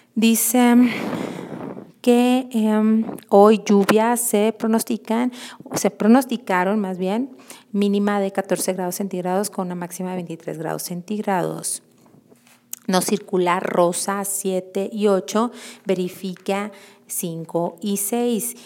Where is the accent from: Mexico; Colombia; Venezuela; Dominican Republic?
Mexico; Mexico City; ahora que ya regresé a la Ciudad de México, que es de donde soy originaria